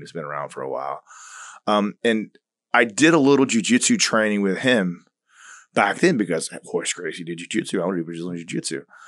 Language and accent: English; Tampa, Florida, United States; also born or lived in Long Island, New York / Turkey; I was going into kindergarten when we moved to Tampa